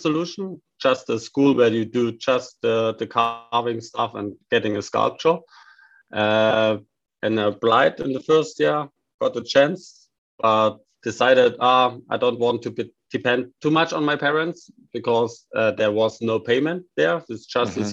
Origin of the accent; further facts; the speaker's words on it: Saxony, Germany; English is a second language; moved away as an adult; also born or lived in Baden-Württemberg; my hometown and Saxony